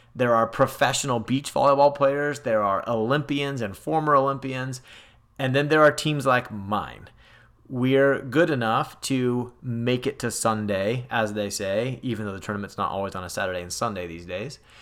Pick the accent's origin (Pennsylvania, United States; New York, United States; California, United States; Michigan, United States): California, United States; Growing up in California